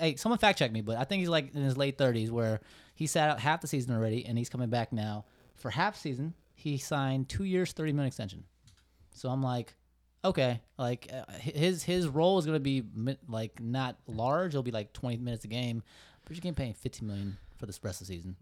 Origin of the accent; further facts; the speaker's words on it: Bay Area, California, United States; a Bay Area guy